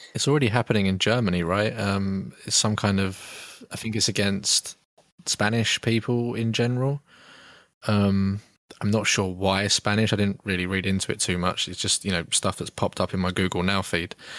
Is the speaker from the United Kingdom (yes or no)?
yes; United Kingdom; we're both British